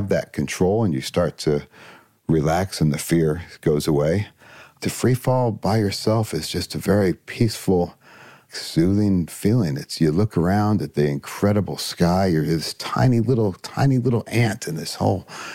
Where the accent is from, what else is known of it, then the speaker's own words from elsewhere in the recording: Columbus, Ohio, United States; Mostly in Columbus, Ohio